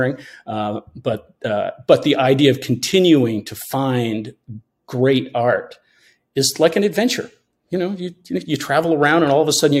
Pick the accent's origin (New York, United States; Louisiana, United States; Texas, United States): New York, United States; Hudson Valley; moved away as an adult; now in Maine, United States; my brother and I grew up in the Hudson Valley, but we always came back to Maine